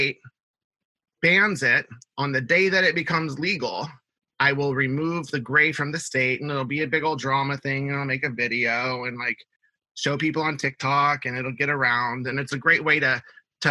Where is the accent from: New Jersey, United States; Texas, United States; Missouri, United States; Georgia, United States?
Texas, United States; Houston; I grew up in Houston, Texas.